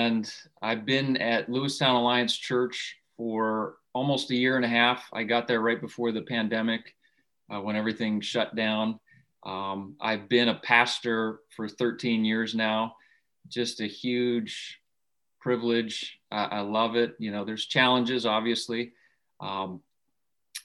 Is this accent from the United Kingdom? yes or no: no; Saskatchewan, Canada; moved away; I grew up in Canada, in Western Canada, in Saskatchewan.